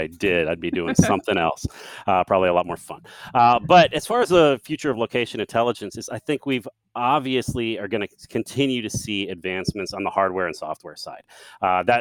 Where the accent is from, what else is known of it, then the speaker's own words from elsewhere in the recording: Central Texas, United States; I'm from Central Texas